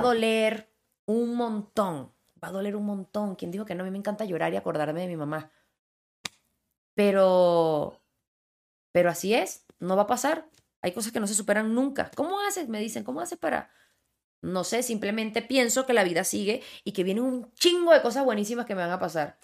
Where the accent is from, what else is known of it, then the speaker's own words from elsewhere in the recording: Ocumare, Venezuela; moved away as an adult; also born or lived in Villa de Cura, Venezuela / Miami, United States; now in Mexico City, Mexico; Ocumare que es donde yo crecí